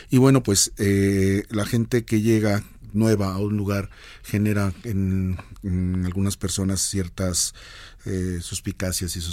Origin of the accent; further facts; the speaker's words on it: Guadalajara, Jalisco, Mexico; now in Mexico City, Mexico; que soy de Guadalajara y véanme, aquí estoy en la Ciudad Y, tenemos sangre, eh, en mi caso hay sangre oaxaqueña, de Guadalajara, Jalisco